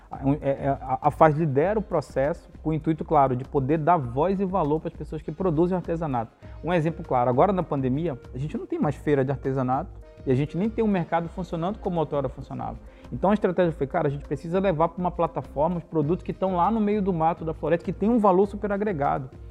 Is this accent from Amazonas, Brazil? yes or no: yes; Parintins, Amazonas, Brazil; eu sou natural de Parintins, né? Eu, uhum. nasci, eu nasci na cidade de Parintins